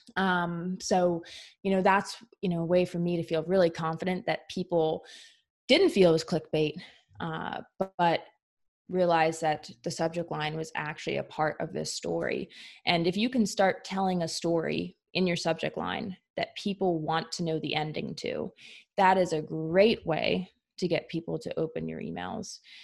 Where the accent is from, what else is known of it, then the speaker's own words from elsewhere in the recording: Philadelphia suburbs, Pennsylvania, United States; I grew up in the Philly suburbs.